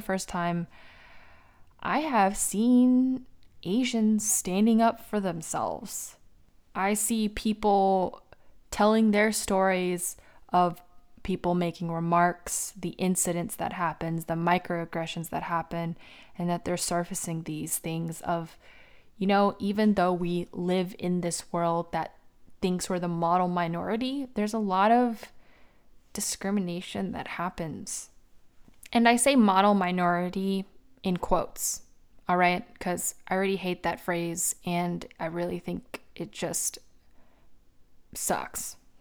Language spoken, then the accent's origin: English; United States; I was born in the United States